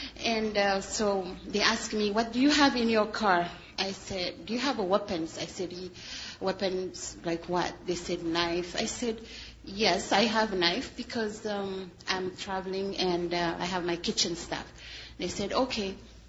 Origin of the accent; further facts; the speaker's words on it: Canada; And when I came, I'm Canadian for so long, and there were a lot of Canadian going through.